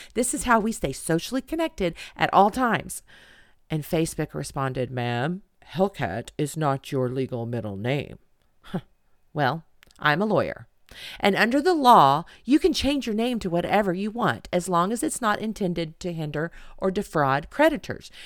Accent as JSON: {"language": "English", "town": "Edmond", "region": "Oklahoma", "country": "United States", "tie": "born or raised there", "said": "here in Edmond, Oklahoma, my hometown"}